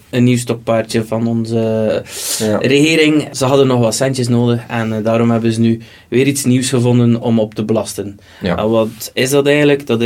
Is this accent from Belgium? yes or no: yes; West Flanders, Belgium; want het is momenteel gaat het El en Trick als West-Vlaming elektriciteit.